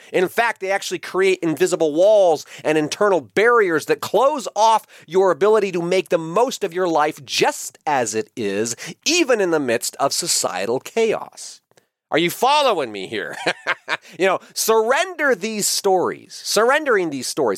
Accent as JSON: {"language": "English", "country": "United States", "said": "I am an American. And that means that I was born free. I was born in a free country"}